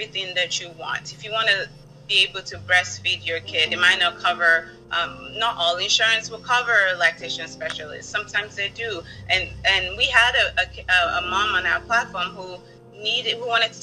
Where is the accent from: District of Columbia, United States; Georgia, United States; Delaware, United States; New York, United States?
District of Columbia, United States; Washington; moved away; growing up in the District of Columbia